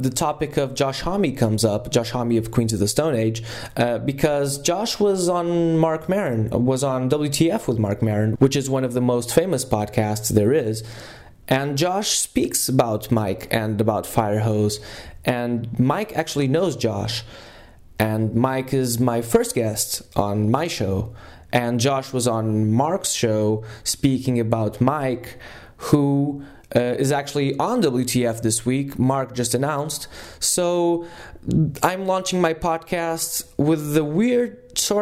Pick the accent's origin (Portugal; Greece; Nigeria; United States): Portugal; English is a second language; I am, in fact, Portuguese